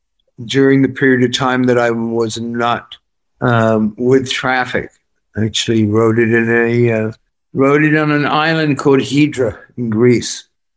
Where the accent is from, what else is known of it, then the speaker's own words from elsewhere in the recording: Worcester, West Midlands, United Kingdom; I'm from Worcester. Yeah. I'm just, you know, running around in farmland.